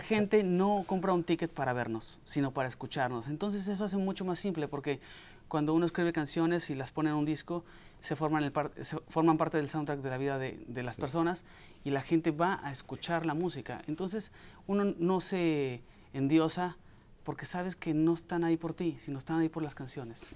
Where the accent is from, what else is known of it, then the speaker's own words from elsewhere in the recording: Mexico; moved away as an adult; now in United States; soy mexicano, este, soy orgullosamente migrante en este país